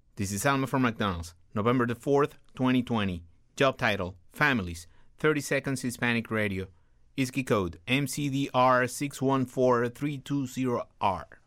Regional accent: El Salvador; moved away as an adult; now in United States; Yo soy salvadoreño, vine en el 80

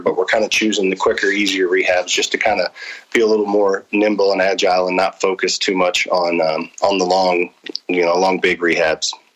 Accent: St. Charles, Missouri, United States; also born or lived in Springfield, Missouri; I was born and raised in St. Charles.

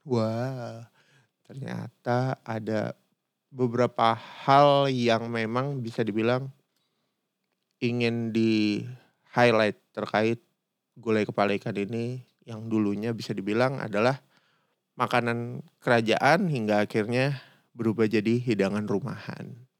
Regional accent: Jakarta, Indonesia; also born or lived in Padang; gue sendiri orang Padang, tapi gue gede di Jakarta

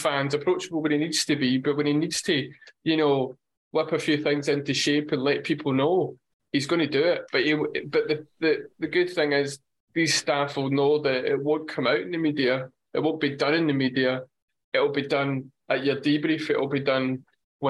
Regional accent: Scotland, United Kingdom; as a Scotsman

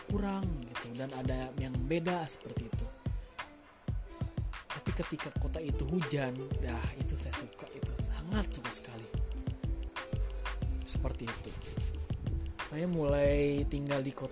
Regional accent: Bandung, West Java, Indonesia; born there; saya lahir di Bandung 11 Agustus tahun 1998.

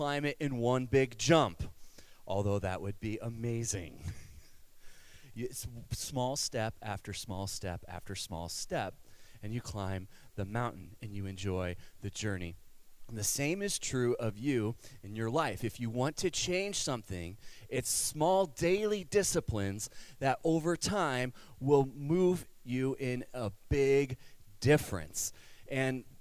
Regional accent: Cedar Falls, Iowa, United States; also born or lived in Kansas / Denver, Colorado; now in Waverly, United States; I grew up in Cedar Falls

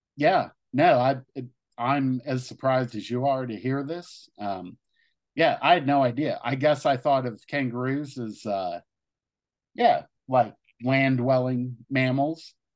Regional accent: Ohio, United States; where I grew up in Ohio

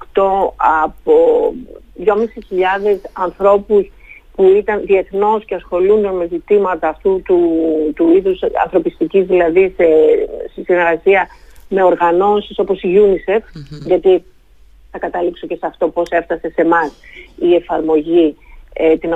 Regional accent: Thessaloniki, Central Macedonia, Greece; Σε αντίθεση με την πόλη μου τη Θεσσαλονίκη που έχει

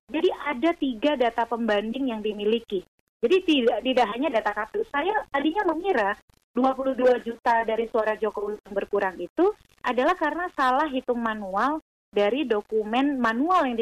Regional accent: South Sumatra, Indonesia; di Sumatera Selatan, contoh kampung saya

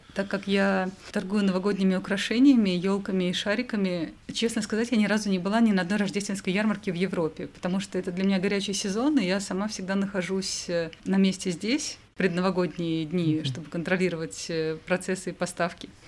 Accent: Kaluga, Kaluga Oblast, Russia; я из Калуги

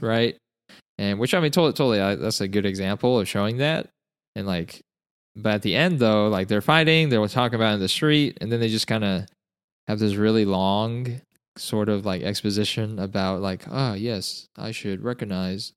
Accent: Utah, United States; moved away; I'm originally from Utah

